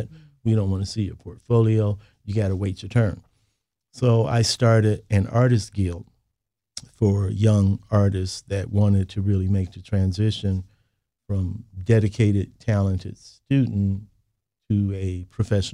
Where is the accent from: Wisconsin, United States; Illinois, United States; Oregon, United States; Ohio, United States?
Illinois, United States; Chicago; I was born and raised in Chicago